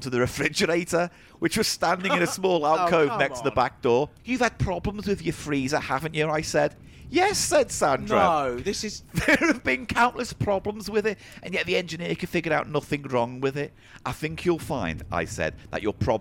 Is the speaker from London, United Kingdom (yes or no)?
no; the Wirral, North West England, United Kingdom; that's where I'm from